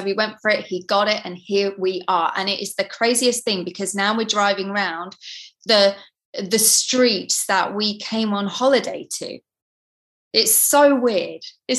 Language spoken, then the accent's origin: English; East of England, United Kingdom; from Norfolk. My parents were in the RAF. So as kids, we traveled around to different countries.